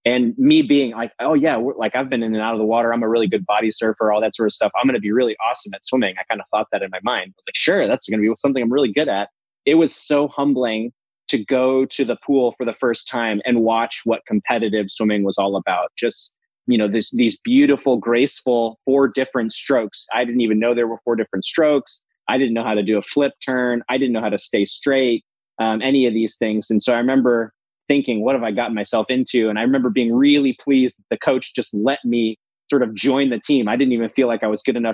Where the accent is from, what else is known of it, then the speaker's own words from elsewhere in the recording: Gulf Coast of Florida, United States; I grew up on the Gulf Coast of Florida